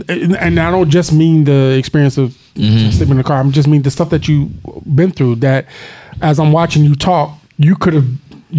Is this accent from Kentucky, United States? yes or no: no; Philadelphia, Pennsylvania, United States; One of them is from Philly, where I'm from. So I'm from Philly.